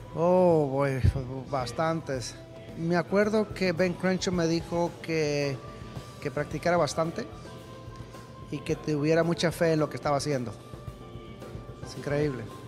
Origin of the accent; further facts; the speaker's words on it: Mexicali, Baja California, Mexico; yo crecí en Mexicali